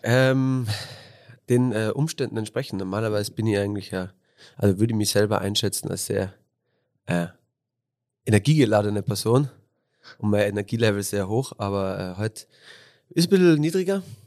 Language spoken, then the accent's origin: German; Innsbruck, Tyrol, Austria; bin born and raised in Innsbruck, äh, bin auf der Hungerburg oder halt auf der Höhenstraße halber Weg von Hötting auf die Hungerburg bin ich aufgewachsen